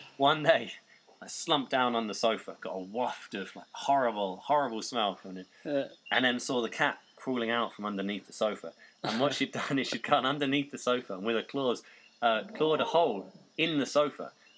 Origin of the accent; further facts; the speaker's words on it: Norwich, East of England, United Kingdom; also born or lived in Colchester; But my home team, Norwich, that's where I grew up. So I was born in Colchester, which is why I support them.